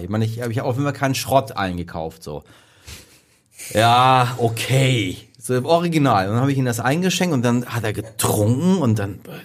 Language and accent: German; Iran; als Iraner